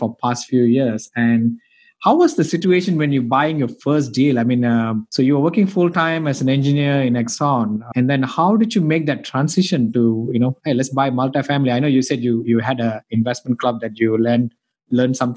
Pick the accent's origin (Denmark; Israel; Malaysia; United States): Malaysia; moved away; I came from Malaysia